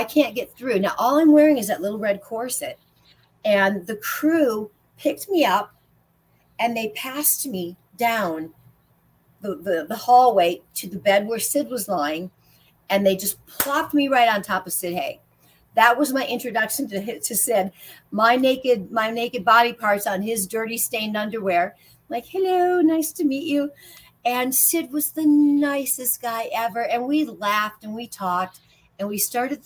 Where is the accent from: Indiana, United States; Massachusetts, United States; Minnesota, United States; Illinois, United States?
Illinois, United States; now in Las Vegas, United States; I'm from Illinois